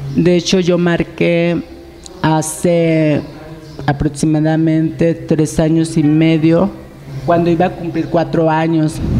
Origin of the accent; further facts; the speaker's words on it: Jalcocotán, Nayarit, Mexico; moved away; soy de Jalcocotán, Nayarit a una hora de Tepit Nayarit